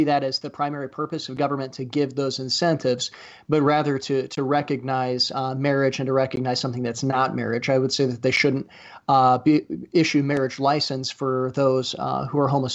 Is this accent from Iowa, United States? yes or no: yes; Iowa, United States; my home state here in Iowa